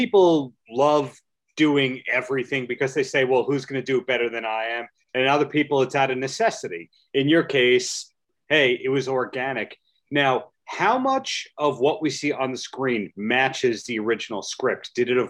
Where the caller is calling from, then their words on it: New York, United States; I am dialing in from New York.